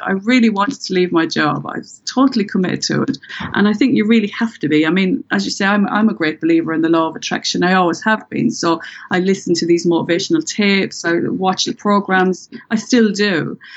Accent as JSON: {"language": "English", "country": "Ireland", "accent": "Irish", "said": "with my Irish accent"}